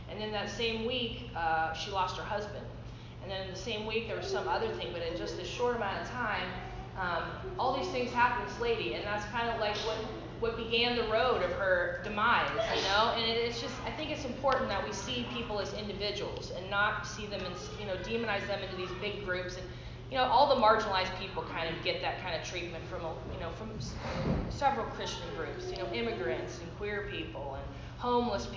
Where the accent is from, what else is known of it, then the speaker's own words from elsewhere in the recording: Midwest, United States; now in California, United States; growing up in the Midwest